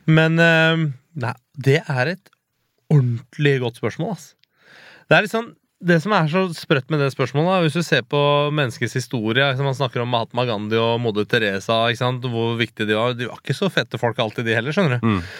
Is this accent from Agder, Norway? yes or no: no; Hakadal, Akershus, Norway; Altså, jeg har vokst opp i Hakadal som liksom litt mørkebrun Nei, ikke mørkebrun, brun type. Jeg var jo han utlendingen i, i bygda ikke sant? da jeg vokste opp, jeg og et par andre kompiser.